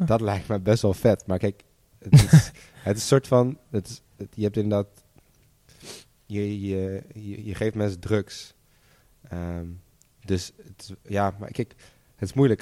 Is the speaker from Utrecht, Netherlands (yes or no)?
no; Amsterdam, North Holland, Netherlands; We zijn alle drie opgegroeid in Amsterdam